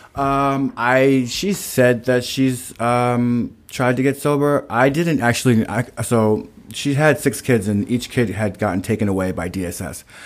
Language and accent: English; Stoughton, Massachusetts, United States; I was in Brockton because I'm from Stoughton